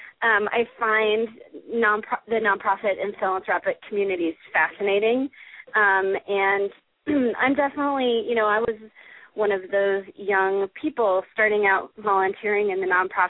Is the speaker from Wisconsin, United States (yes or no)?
yes; Wisconsin, United States; also born or lived in San Diego / San Francisco / New York; now in Colorado, United States; I grew up in Wisconsin in a family that was incredibly focused on volunteerism